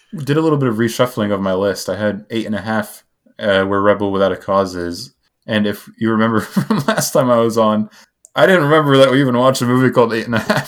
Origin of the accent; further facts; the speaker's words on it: United States; I'm American